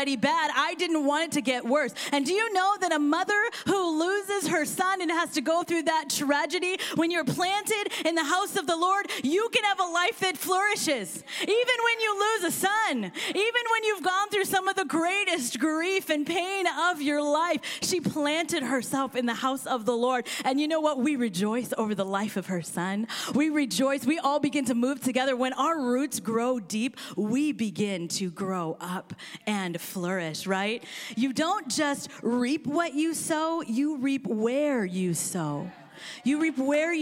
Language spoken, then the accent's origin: English; Kansas, United States; also born or lived in India; now in Seattle, United States; she actually placed me for adoption with a family that is from Kansas. And I'm from Kansas